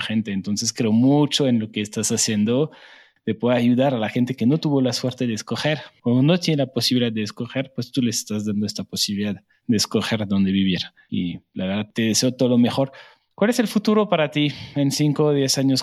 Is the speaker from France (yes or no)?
yes; France; moved away as an adult; now in Mexico; soy francés, pero llevo 10 años en México